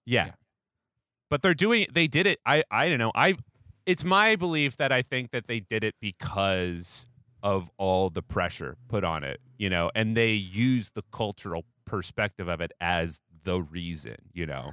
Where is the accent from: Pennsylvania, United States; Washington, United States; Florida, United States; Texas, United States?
Washington, United States; Seattle; moved away; I'm from Seattle